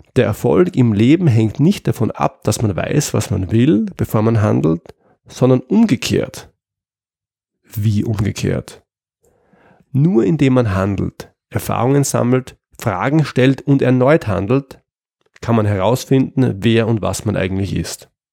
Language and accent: German; Austria; in Österreich, wo ich herkomme